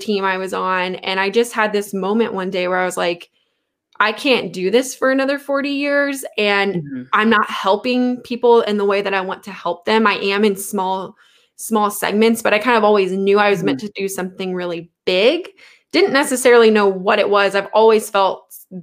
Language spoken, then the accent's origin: English; the South, United States; growing up in the South